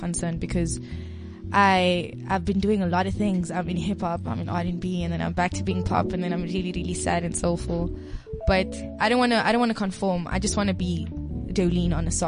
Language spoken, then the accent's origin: English; Cape Town, Western Cape, South Africa; moved away as an adult; now in Johannesburg, South Africa; I'm from Cape Town